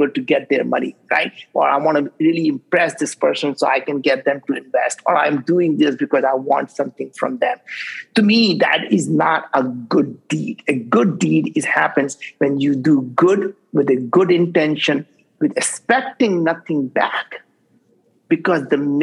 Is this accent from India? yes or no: yes; India; English is a second language; now in United States; I grew up in India